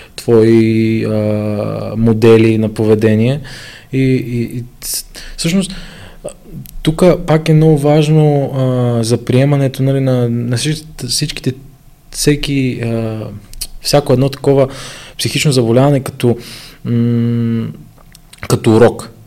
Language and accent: Bulgarian; Ivaylovgrad, Haskovo Province, Bulgaria; now in Sofia, Bulgaria; аз се върнах в Ивайлоград, понеже аз съм от Ивайлоград